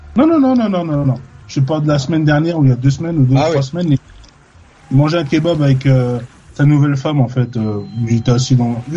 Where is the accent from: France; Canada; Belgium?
France; accent: French; moved away as an adult; also born or lived in London, United Kingdom; now in Ipswich, United Kingdom; j'ai quitté la France le 10 juin 2002